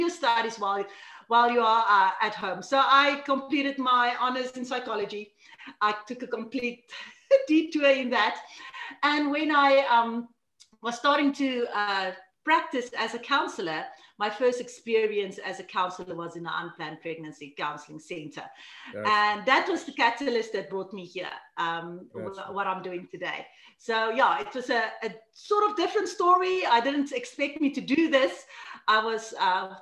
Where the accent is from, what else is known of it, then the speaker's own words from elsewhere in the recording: South Africa; from South Africa, way here in Africa. I grew up here. I actually stay still in the hometown that I grew up